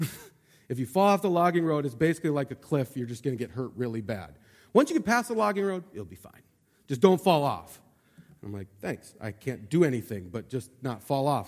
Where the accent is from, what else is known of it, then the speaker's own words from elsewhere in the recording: Montana, United States; I grew up in Montana